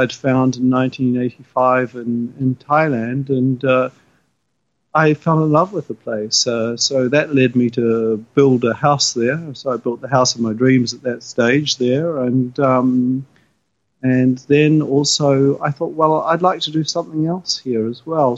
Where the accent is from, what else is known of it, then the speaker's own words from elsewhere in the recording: New Zealand; moved away as an adult; now in Japan; I'm from New Zealand and a New Zealand trained teacher